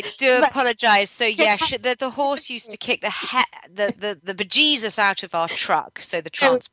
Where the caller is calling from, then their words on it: Henley-on-Thames, South East England, United Kingdom; I'm calling from near Henley-on-Thames.